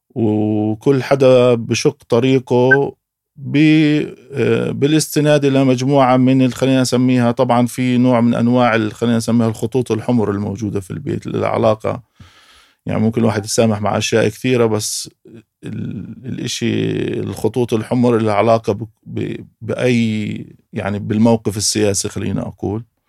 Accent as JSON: {"language": "Arabic", "town": "Beit Hanina", "region": "Jerusalem", "country": "Palestine", "tie": "born or raised there", "said": "بقدر اقول انا مقدسي آه، من تعود وصولي لقريه بيت حنينه نشات في هذه القريه"}